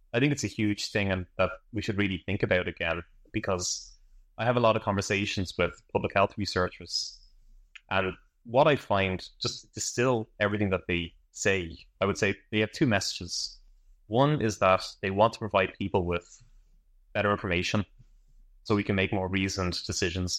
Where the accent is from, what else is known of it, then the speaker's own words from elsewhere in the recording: Ireland; I'm from Ireland